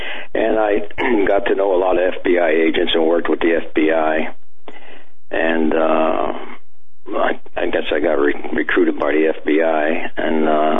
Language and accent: English; Erie, Pennsylvania, United States; moved away; Well, I actually was born in another part of the state, but I spent a lot of my young years growing up going to school in Erie